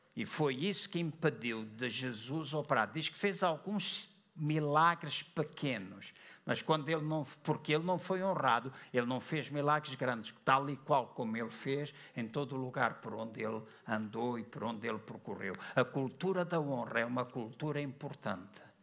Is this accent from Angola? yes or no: yes; Luanda, Luanda Province, Angola; na igreja onde eu cresci, Assembleia de Deus em Luanda